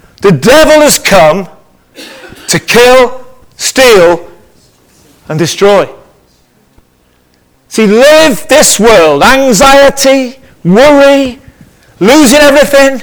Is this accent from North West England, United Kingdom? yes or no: yes; Liverpool, North West England, United Kingdom; I'm from Liverpool